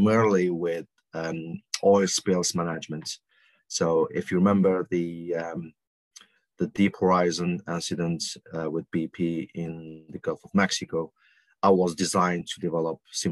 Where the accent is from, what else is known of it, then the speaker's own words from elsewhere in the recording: Algeria; moved away; I was born and I grew up in Algeria originally.